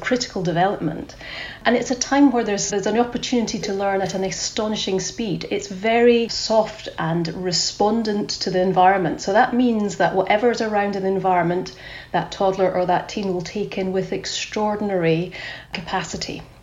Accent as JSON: {"language": "English", "region": "Scotland", "country": "United Kingdom", "accent": "Scottish", "said": "You can tell I'm … from my Scottish accent"}